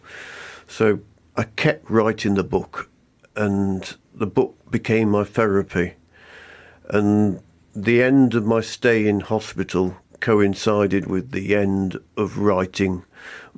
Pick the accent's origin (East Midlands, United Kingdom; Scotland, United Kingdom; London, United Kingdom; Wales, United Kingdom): East Midlands, United Kingdom; Nottingham; moved away as an adult; now in Black Country, United Kingdom; I'm from the East Midlands, I'm afraid, but I've crossed over to the black country and I love it now